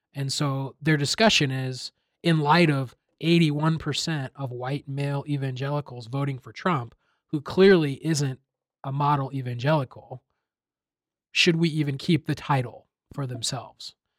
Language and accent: English; Iowa, United States; I grew up in Iowa, predominantly white Iowa